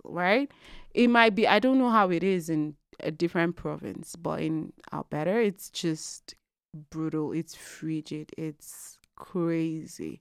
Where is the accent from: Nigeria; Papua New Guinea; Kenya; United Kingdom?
Nigeria; Lagos; moved away as an adult; now in Calgary, Canada; I am originally from Nigeria. I'm an Igbo girl, mm-hmm. born and raised in Lagos